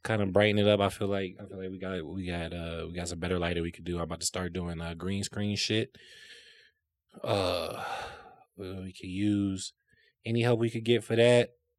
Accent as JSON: {"language": "English", "town": "South Holland", "region": "Illinois", "country": "United States", "tie": "born or raised there", "said": "I grew up in South Holland"}